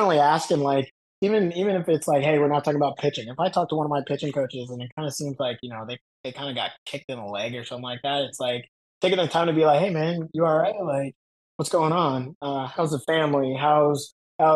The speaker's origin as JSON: {"language": "English", "region": "Florida", "country": "United States", "said": "I'm from Florida"}